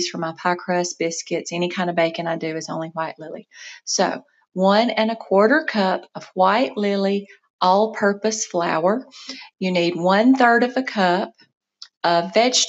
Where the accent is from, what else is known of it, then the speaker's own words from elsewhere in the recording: South Mississippi, United States; moved away as an adult; also born or lived in North Georgia; now in Georgia, United States; where I grew up in South Mississippi